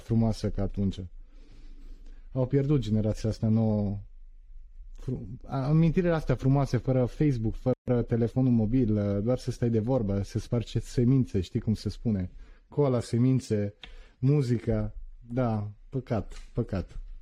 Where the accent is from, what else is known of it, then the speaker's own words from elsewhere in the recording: Turin, Piedmont, Italy; also born or lived in Constanța, Romania; eu în Italia am stat într-o zonă unde m-am născut la Torino